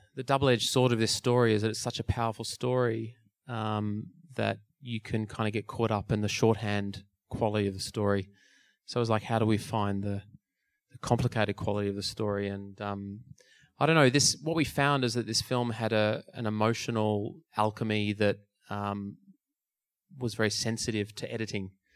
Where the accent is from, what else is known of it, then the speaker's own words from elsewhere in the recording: Melbourne, Victoria, Australia; my hometown. … was playing in Melbourne